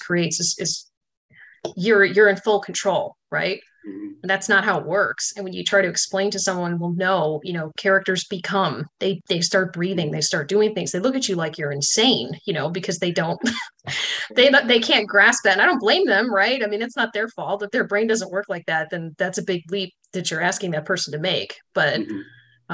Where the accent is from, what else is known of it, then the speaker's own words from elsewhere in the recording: Chicago, Illinois, United States; moved away as an adult; also born or lived in Michigan / Louisiana; now in Oak Ridge, United States; I grew up in the Chicago area